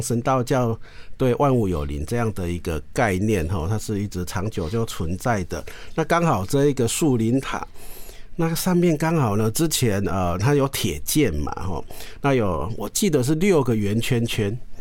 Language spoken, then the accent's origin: Chinese; Taiwan; 我们台湾人